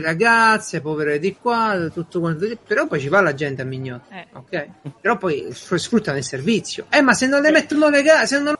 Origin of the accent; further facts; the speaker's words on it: Italy; il mio paese